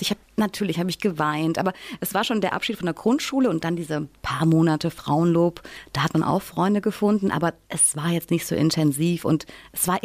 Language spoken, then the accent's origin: German; Mainz, Rhineland-Palatinate, Germany; also born or lived in Wiesbaden; Meine Kindheit in Wiesbaden, die war, warte mal, gar nicht mal so lange. Ich bin dann mit drei Jahren nach mainz pretzenheim gezogen.